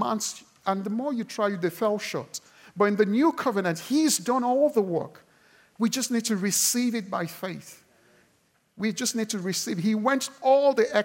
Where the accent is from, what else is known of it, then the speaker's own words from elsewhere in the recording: Nigeria; I'm Nigerian